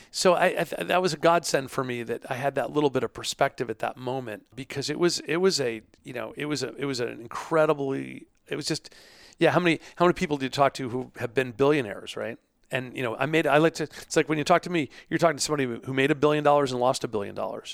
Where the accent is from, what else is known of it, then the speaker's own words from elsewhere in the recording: New York, United States; now in Pittsburgh, United States; I'm from New York, but I'm, I'm, we're settled here in Pittsburgh